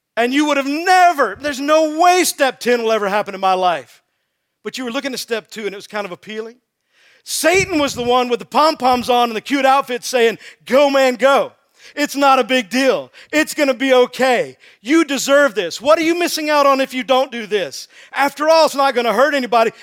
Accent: Texas, United States; I'm from Texas.

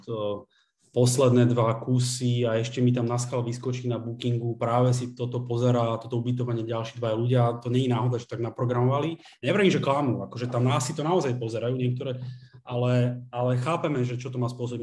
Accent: Bratislava, Bratislava Region, Slovakia; Z Bratislavy.

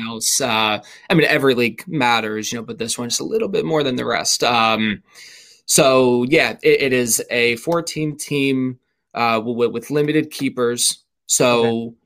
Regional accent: suburbs of Philadelphia, Pennsylvania, United States; always lived in Pennsylvania, uh, born uh, technically in Philadelphia, but always grew up in the suburbs of, of Philadelphia

